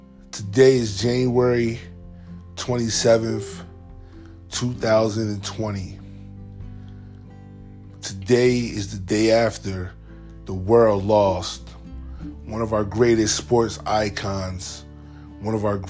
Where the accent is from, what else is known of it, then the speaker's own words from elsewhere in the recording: Camden, New Jersey, United States; I'm from Camden, same area.